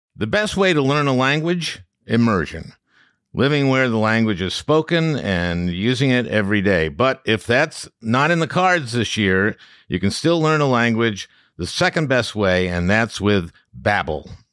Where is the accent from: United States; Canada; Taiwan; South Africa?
United States; Minneapolis, Minnesota; Minneapolis Star Tribune, uh, my hometown